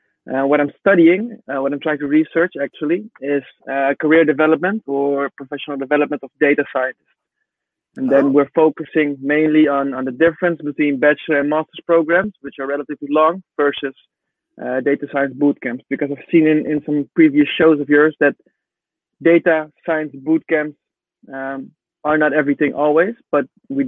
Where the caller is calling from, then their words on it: Amsterdam, North Holland, Netherlands; I'm based in Amsterdam, Netherlands.